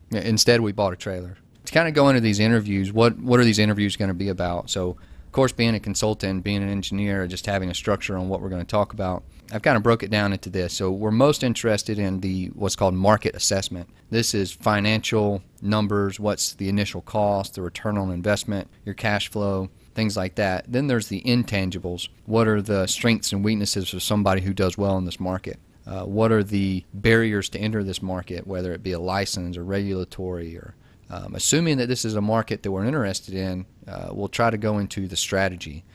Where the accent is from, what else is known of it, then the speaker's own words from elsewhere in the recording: Georgia, United States; I'm from Georgia. I went to Georgia Tech